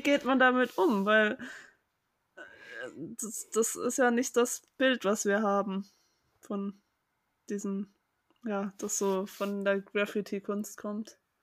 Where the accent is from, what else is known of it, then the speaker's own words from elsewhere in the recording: Germany; ich bin ja in der Nähe von Hamburg aufgewachsen